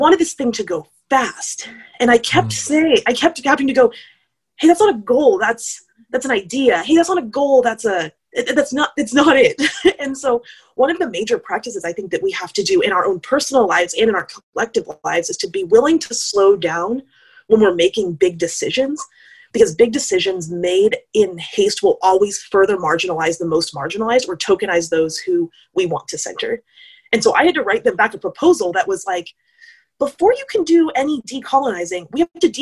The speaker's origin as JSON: {"language": "English", "country": "United States", "said": "I am an American"}